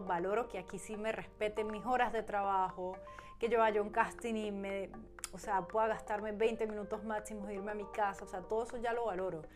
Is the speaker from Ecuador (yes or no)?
no; Venezuela; now in Germany; como buena venezolana